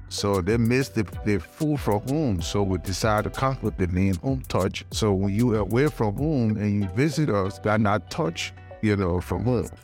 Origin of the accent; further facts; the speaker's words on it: Liberia; moved away; also born or lived in Ghana; my native country, I'm from Liberia.